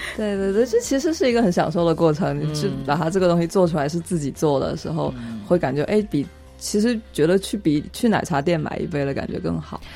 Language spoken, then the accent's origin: Chinese; Guangxi, China; now in Beijing, China; 我老家广西